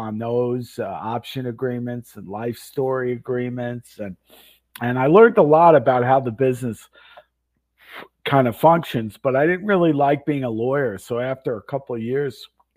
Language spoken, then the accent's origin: English; Florida, United States; moved away as an adult; also born or lived in Westbury, Long Island, New York / Boston / Vancouver / Los Angeles; I moved when I was 10 to Florida, like a lot of New Yorkers, and grew up in Florida. Went to high school in Florida